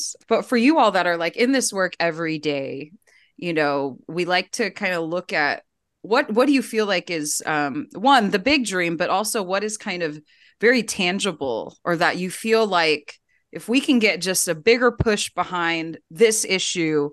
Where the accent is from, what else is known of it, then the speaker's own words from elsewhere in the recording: California, United States; I grew up in California. We're still in California